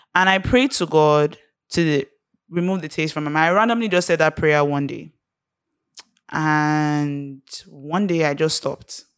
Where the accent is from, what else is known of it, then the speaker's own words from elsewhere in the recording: Nigeria; being Nigerian, growing up in Nigeria